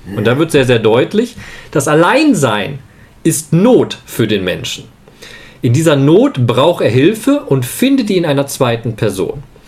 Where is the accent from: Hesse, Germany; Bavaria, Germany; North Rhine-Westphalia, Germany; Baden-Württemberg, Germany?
North Rhine-Westphalia, Germany; Leopoldshöhe; moved away; in meiner alten Gemeinde in Leopoldshöhe, wo ich herkomme, im Lipperland